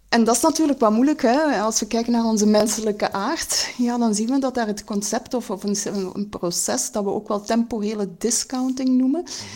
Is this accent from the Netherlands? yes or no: no; Belgium; wat wij als, als Belgen eigenlijk consumeren